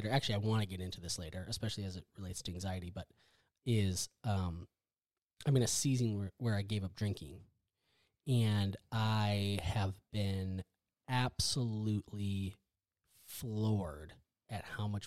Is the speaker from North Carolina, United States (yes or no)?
no; Wisconsin, United States; now in Texas, United States; so I grew up in Wisconsin. I'm a Midwest corn fed boy. Um, a badger, a badger. I grew up in Wisconsin.